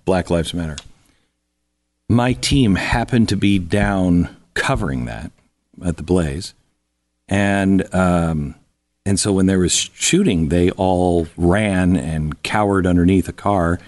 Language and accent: English; Pacific Northwest, United States; also born or lived in California; growing up in California, then Oregon, uh, I grew up in the Pacific Northwest.